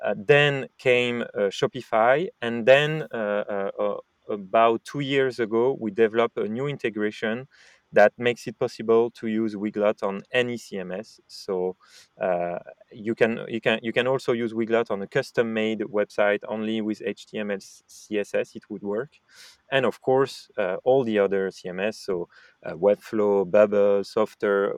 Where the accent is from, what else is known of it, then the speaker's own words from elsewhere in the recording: France; accent: French; English is a second language; I, am French, as you said, and might have guessed with my French accent in English